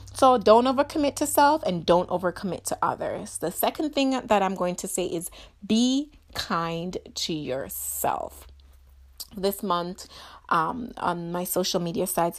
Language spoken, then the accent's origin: English; Jamaica; growing up in Jamaica